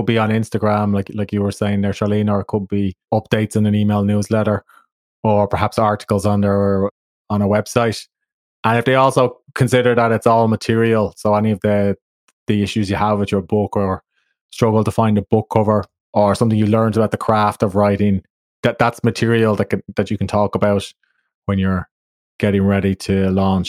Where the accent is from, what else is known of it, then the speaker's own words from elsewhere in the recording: Ireland; as an Irish dad